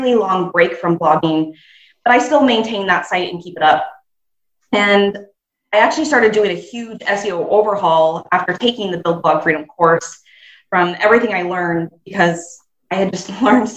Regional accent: Nebraska, United States; my home state of Nebraska in the US.

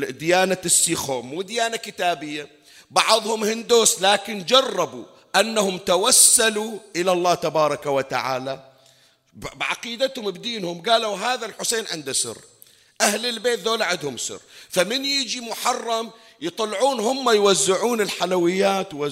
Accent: Bahrain; احنا عندنا بالبحرين ما أكثر المقامات والمزارات

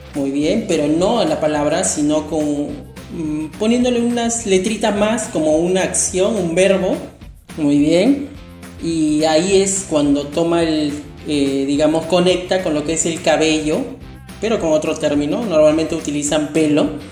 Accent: Peru; mi país Perú

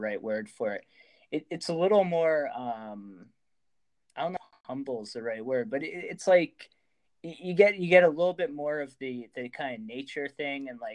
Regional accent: New Hampshire, United States; now in San Diego, United States; I'm from New Hampshire

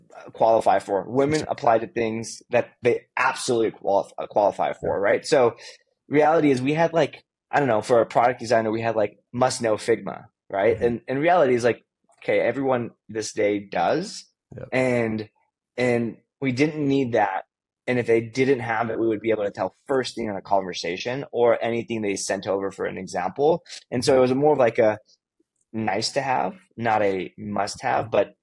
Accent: California, United States; And I grew up in the Bay Area, and like it was just all diverse.

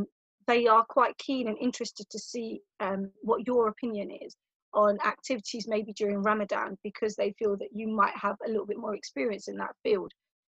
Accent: London, United Kingdom; that sort of tells you where I'm from. I'm from a Sikh family, so I'm Indian and from East London, so highly populated with Asians.

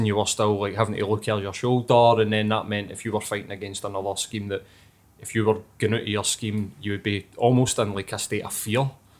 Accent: Glasgow, Scotland, United Kingdom; I grew up in Carntyne

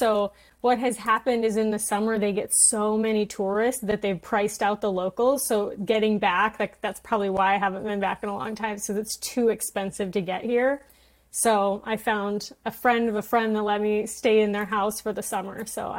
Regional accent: Traverse City, Michigan, United States; moved away; I just got back to my hometown a few days ago.

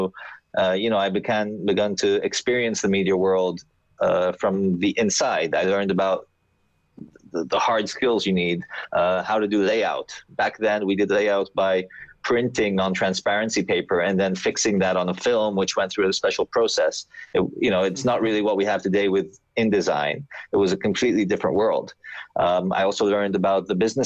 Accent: Athens, Attica, Greece; I grew up in Athens

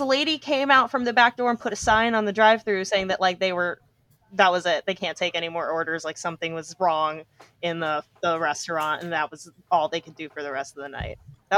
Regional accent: East Coast, United States; now in West Coast, United States; growing up on the East Coast, coming out to the West Coast

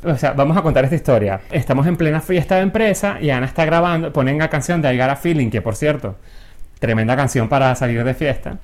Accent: Venezuela; moved away; yo en Venezuela tampoco salía mucho

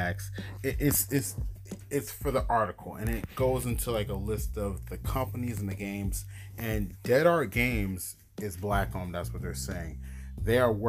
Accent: New York, United States; I'm from New York

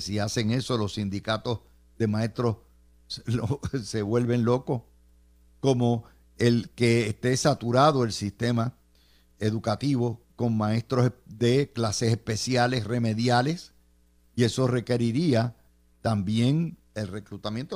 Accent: Puerto Rico

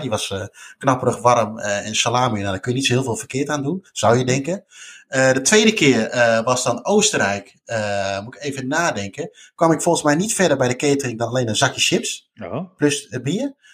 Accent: Netherlands; wij als Nederlander

